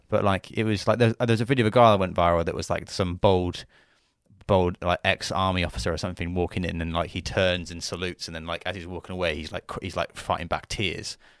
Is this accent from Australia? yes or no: no; United Kingdom; as British people